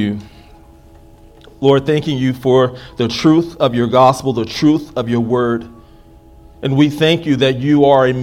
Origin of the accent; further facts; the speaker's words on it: United States; I'm an American